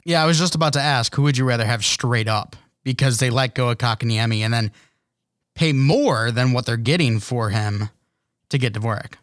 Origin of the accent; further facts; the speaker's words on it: United States; an American